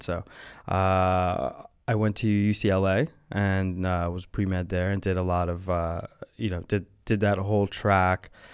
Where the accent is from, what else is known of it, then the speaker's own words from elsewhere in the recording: New Orleans, Louisiana, United States; moved away; I grew up in New Orleans